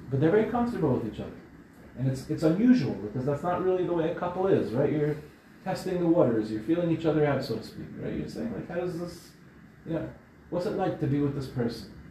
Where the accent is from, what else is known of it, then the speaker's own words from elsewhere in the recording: Israel; born there; I was born in Israel, but my parents are from Morocco.